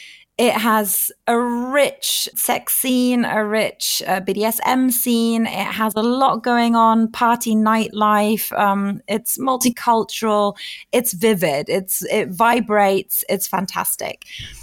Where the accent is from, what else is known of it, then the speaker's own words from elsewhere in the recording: Portugal; English is a second language; also born or lived in United Kingdom; now in Hamburg, Germany; So I am German, but I grew up in Portugal. And I have been in Germany properly for about 14 years now. But I moved about a bit. I was in Portugal. I was in the UK as well, where I studied.